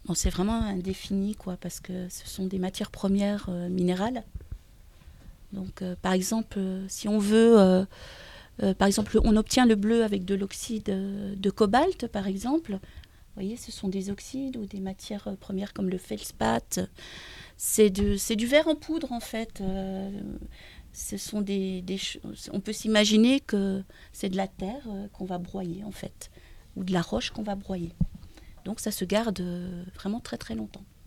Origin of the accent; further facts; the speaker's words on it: near Dijon, eastern France, Bourgogne-Franche-Comté, France; also born or lived in Pont-Scorff, Brittany; now in Brittany, France; je suis née dans l'Est, à côté de Dijon, et il y a une école qui, qui est juste à côté de chez moi